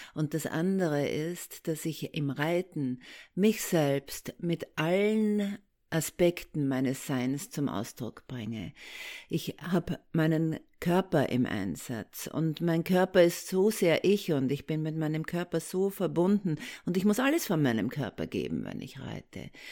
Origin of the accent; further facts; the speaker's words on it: Austria; accent: Austrian; now in Germany; Ich komme aus Österreich, da kommt der Akzent her und ich lebe schon sehr lange äh, in Deutschland